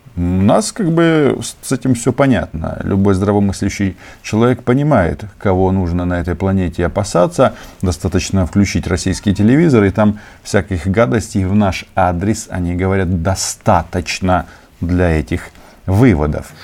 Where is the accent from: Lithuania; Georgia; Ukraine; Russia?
Ukraine; я не выходец из Украины, я и есть чисто породистый украинец с э, паспортом а, украинского государства